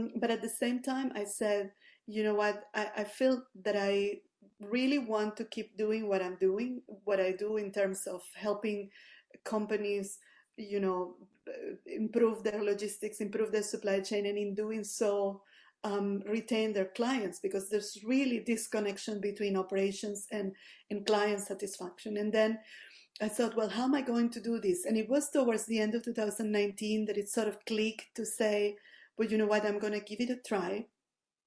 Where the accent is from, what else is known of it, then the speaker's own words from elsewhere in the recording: Venezuela; moved away as an adult; now in Canada; I'm originally from Venezuela, moved here in the early 2019.